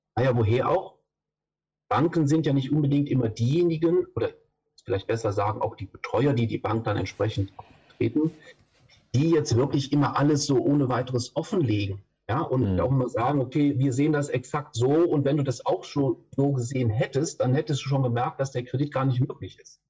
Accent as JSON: {"language": "German", "town": "Düsseldorf", "region": "North Rhine-Westphalia", "country": "Germany", "said": "ich komme aus Düsseldorf. Da bin ich im Moment gerade auch"}